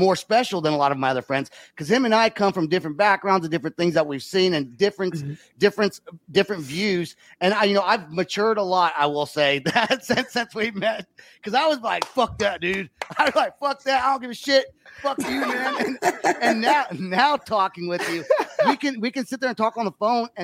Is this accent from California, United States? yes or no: no; Oklahoma, United States; we're both from Oklahoma